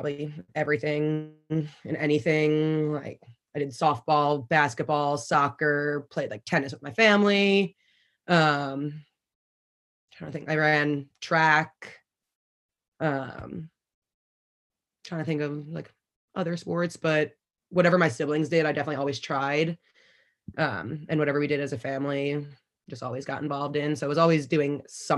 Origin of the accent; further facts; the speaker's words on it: Garden City, New York, United States; I'm from Garden City, New York on Long Island